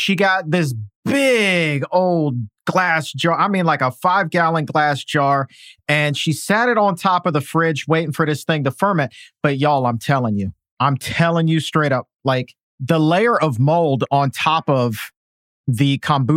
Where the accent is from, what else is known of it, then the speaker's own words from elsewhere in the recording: Norfolk, Virginia, United States; I grew up in Norfolk, Virginia